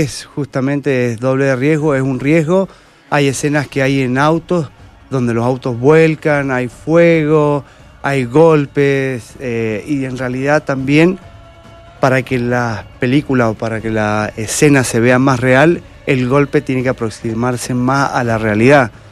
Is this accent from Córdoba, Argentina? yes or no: no; Mendoza, Argentina; soy mendocino y por ahora estoy acá.